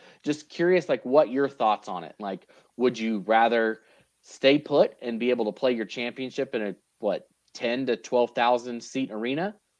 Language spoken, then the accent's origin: English; Idaho Falls, Idaho, United States; I'm from Idaho Falls. I get to go to Boise on a Thursday morning and miss 2 days of school to go to a tournament